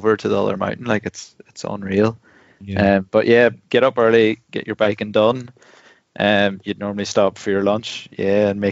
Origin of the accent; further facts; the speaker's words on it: Ireland; 11 of us, 11 Irish fellas in a chalet in Morzine